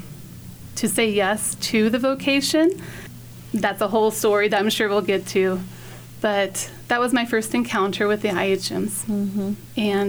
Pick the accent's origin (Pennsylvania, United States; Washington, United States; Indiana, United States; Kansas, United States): Kansas, United States; Colby; I grew up in Colby